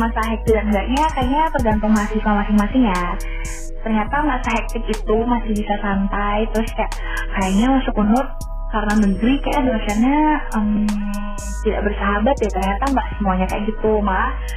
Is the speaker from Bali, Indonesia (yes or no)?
yes; Bali, Indonesia; kita orang Bali